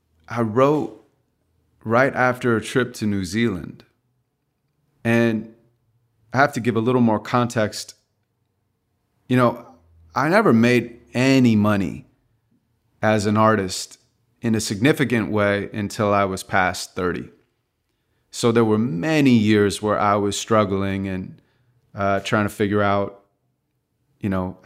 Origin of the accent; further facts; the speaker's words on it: Santa Monica, California, United States; I grew up in Santa Monica, California, and my father wasn't around. My mom's a school teacher, so she raised me on her own.